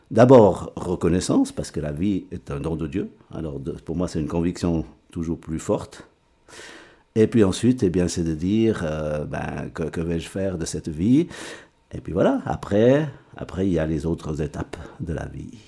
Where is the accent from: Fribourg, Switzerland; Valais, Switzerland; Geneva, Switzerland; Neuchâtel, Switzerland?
Fribourg, Switzerland; Rue; Oui, je suis un enfant de rue.